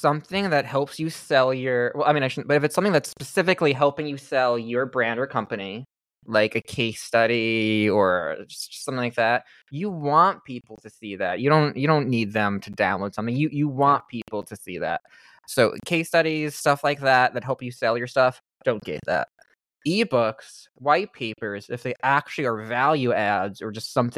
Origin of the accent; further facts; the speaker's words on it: New York City, New York, United States; I'm a New Yorker